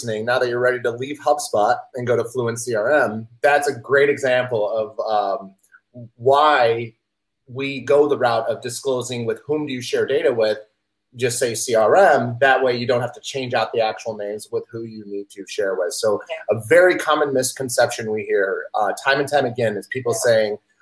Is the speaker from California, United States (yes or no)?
no; Chicago, Illinois, United States; I'm from Chicago